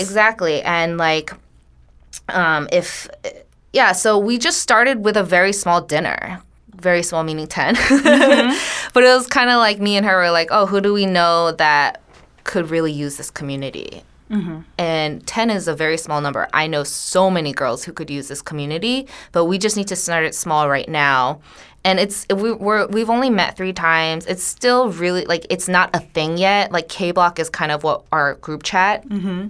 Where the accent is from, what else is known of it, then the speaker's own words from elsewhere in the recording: United States; We are Korean American women. We were all born here, um, but we grew up in this Korean American church